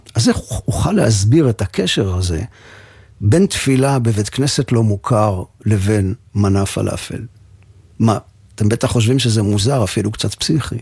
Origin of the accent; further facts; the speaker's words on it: Givatayim, Tel Aviv District, Israel; לנו בגבעתיים